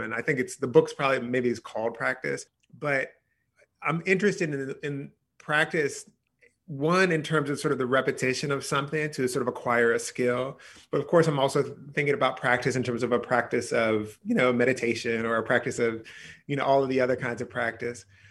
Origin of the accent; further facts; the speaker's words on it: near Philadelphia, Pennsylvania, United States; I grew up near Philadelphia